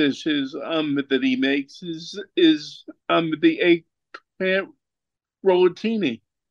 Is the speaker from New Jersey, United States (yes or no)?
yes; New Jersey, United States; now in Florida, United States; I'm originally from Jersey